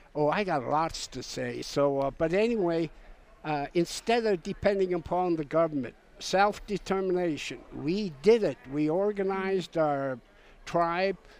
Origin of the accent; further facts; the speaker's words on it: St. Paul, Alaska, United States; I am an Aleut from St. Paul Island